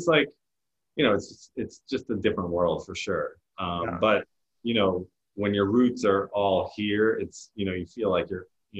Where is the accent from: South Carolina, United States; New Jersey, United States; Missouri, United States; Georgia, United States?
New Jersey, United States; New Jersey.